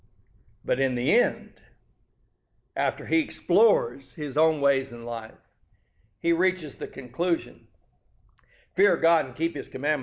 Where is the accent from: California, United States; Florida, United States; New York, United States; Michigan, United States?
California, United States; growing up in California